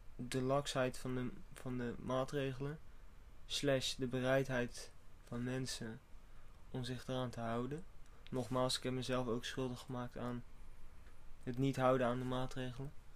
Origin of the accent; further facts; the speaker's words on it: Netherlands; als Nederlander zijnde